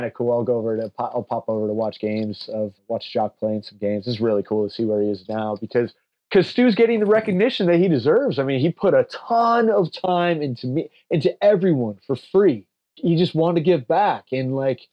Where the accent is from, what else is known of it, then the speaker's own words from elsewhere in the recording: Palo Alto, California, United States; I'm from Palo Alto, California